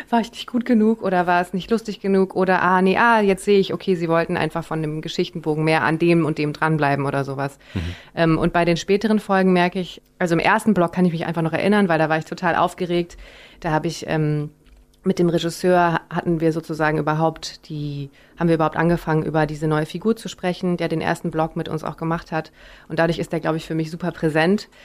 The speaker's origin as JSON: {"language": "German", "town": "Bonn", "region": "North Rhine-Westphalia", "country": "Germany", "tie": "born or raised there", "moved": "yes", "said": "Ich bin quasi aufgewachsen in Bonn, als es noch gerade Hauptstadt war."}